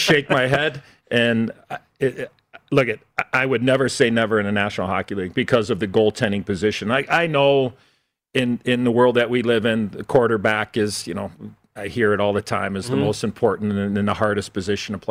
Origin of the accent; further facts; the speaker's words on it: Chicago, Illinois, United States; I grew up in Chicago at the old Chicago Stadium